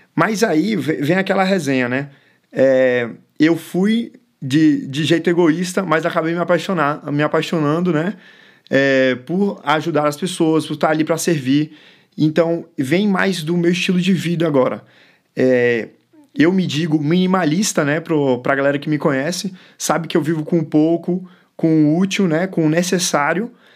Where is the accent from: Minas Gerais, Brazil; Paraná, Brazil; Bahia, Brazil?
Bahia, Brazil; first language English; Portuguese is a second language; also born or lived in São Paulo / Chile; Eu nasci em São Paulo, fui criado na Bahia minha primeira língua foi o inglês e eu tenho dupla nacionalidade, eu sou chileno e brasileiro ao mesmo tempo.